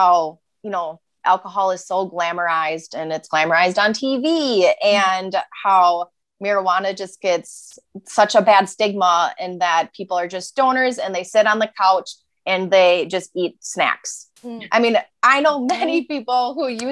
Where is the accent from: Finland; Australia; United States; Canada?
United States; Wisconsin; we're from Wisconsin, we're in a drinking state.